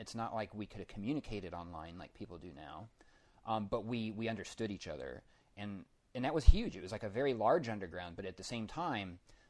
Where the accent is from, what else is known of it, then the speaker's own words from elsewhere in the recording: Denver, Colorado, United States; I grew up in Denver. There's not a lot of arts and entertainment being promoted in the school systems there.